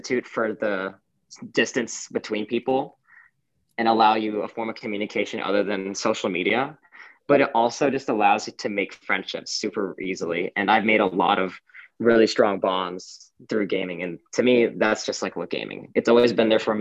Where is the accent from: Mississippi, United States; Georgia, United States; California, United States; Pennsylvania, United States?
Georgia, United States; Johns Creek; moved away as an adult; now in Berkeley, United States; I am from Johns Creek, Georgia